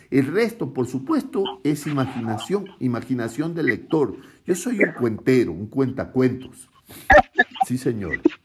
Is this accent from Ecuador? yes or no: yes; Guayaquil, Guayas, Ecuador; accent: costeño; yo soy de la costa de mi país, yo soy guayaquileño